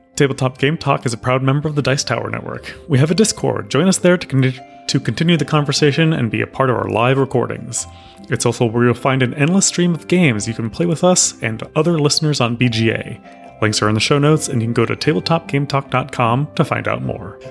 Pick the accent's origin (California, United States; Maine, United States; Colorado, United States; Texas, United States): Texas, United States; I grew up in Texas